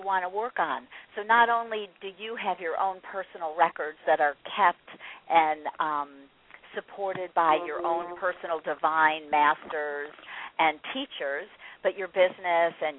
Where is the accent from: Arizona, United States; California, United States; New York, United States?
California, United States; I grew up in California in the 70s